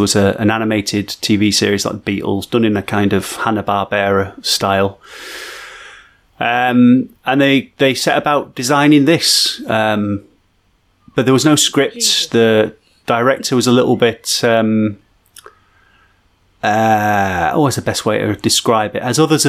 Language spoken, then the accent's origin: English; Barnsley, Yorkshire and the Humber, United Kingdom; I'm from Barnsley.